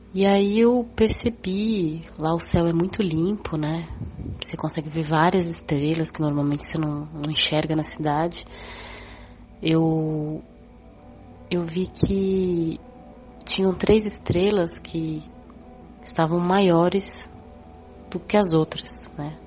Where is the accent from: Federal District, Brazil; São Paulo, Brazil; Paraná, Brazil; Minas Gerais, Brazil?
São Paulo, Brazil; eu tenho 32 anos, sou de São Paulo